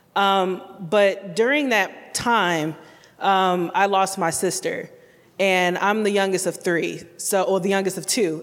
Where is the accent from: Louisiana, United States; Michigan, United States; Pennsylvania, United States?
Michigan, United States; Detroit; now in Columbia, United States; I'm originally from Detroit, Michigan, but I do call Columbia my home